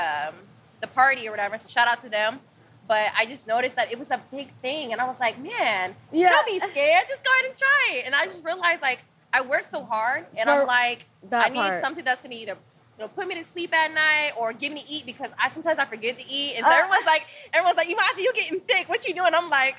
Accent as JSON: {"language": "English", "region": "Midwest", "country": "United States", "said": "But I come from the Midwest. So that's stuff that they do."}